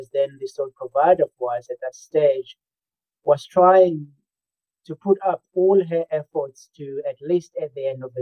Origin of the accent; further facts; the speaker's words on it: Eswatini; also born or lived in South Africa; I grew up in 2 countries. First, it was rural South Africa, and then I moved on to rural Swaziland